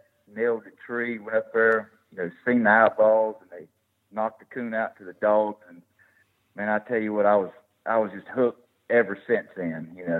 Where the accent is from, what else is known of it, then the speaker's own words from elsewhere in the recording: Madison, North Carolina, United States; I was born and raised right here in Madison, North Carolina.